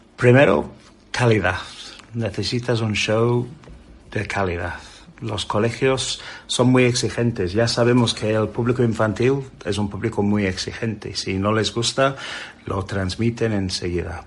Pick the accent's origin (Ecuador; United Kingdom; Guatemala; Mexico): United Kingdom; England; Spanish is a second language; moved away as an adult; now in Spain; soy un inglés, un inglés que vino hace casi 25 años a vivir aquí a España